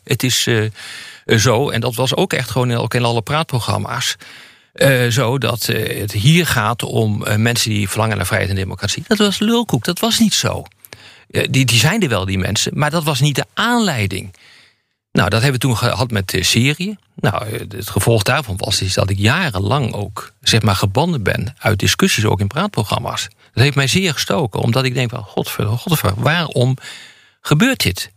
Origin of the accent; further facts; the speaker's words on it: Netherlands; ik ben Nederlander